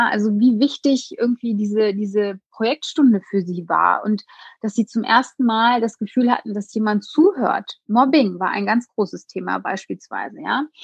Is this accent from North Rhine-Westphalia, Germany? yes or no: yes; Hagen, North Rhine-Westphalia, Germany; Ja, also in meiner Heimatstadt Hagen gibt es sehr viele unterschiedliche, auch soziale und ähm, ähm, ja, wirtschaftliche Probleme.